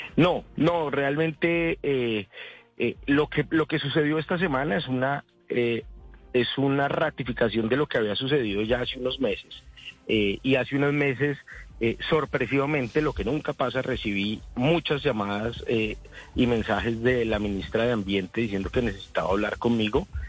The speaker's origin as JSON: {"language": "Spanish", "town": "Mosquera", "region": "Cundinamarca", "country": "Colombia", "said": "Yo soy de Mosquera"}